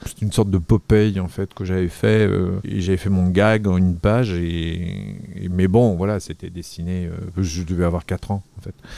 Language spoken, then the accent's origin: French; Arcueil, Île-de-France, France; also born or lived in Paris; je suis né ici et, j'ai grandi, ouais, ils entre ici et, la banlieue, j'ai grandi à Arcueil, euh, et puis je suis revenu ensuite à Paris